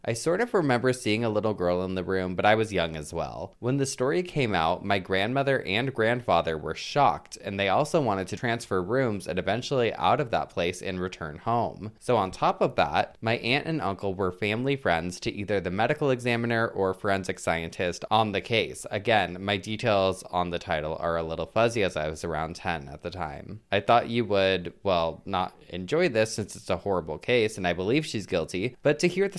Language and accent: English; Melbourne, Victoria, Australia; from Melbourne, Australia, and have I got a story for you.